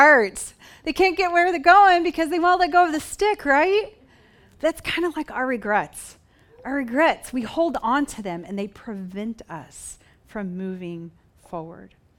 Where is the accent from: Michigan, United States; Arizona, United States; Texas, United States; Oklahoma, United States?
Oklahoma, United States; moved away; I grew up on a farm in Oklahoma